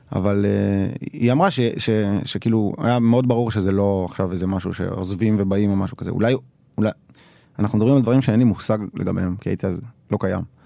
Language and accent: Hebrew; Jerusalem, Jerusalem District, Israel; אני גדלתי בסביבה